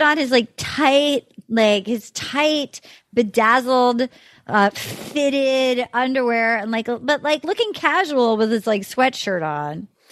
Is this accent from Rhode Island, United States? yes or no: yes; Little Compton, Rhode Island, United States; moved away; my hometown, Little Compton, Rhode Island